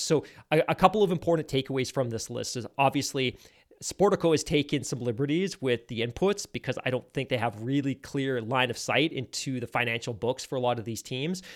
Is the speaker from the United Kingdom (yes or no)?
yes; United Kingdom; I'm British